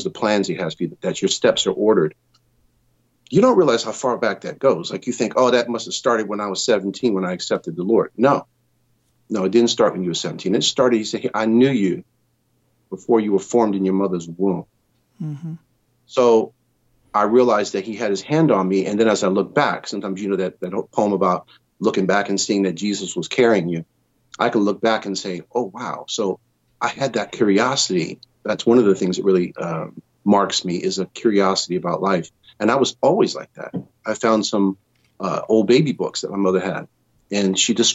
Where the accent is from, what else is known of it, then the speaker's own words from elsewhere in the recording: Connecticut, United States; moved away as an adult; also born or lived in New York; now in Southern California, United States; as a kid growing up in Connecticut, I moved from there to New York when I was 18